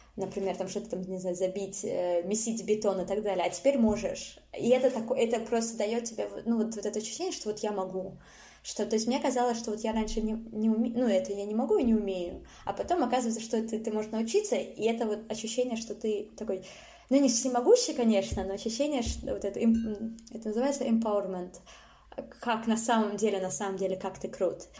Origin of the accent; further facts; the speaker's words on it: Saint Petersburg, Russia; я выросла в Питере